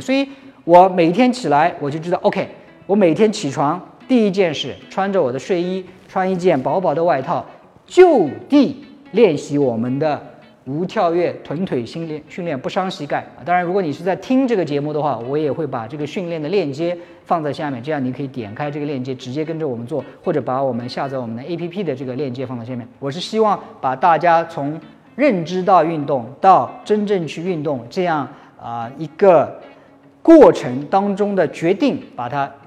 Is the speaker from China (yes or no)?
yes; Jiangsu, China; moved away; 我是回老家度过。那我的老家呢，在江苏